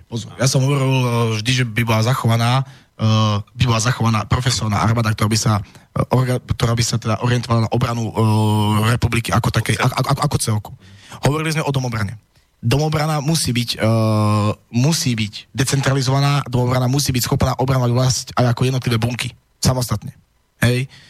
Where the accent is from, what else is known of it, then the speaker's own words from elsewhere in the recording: eastern Slovakia, Slovakia; ja som z východu a mám ísť uh, potom v prípade vojny uh, niekde budem odvelený a kto bude brániť môj východ, kto bude brániť moju dedinu.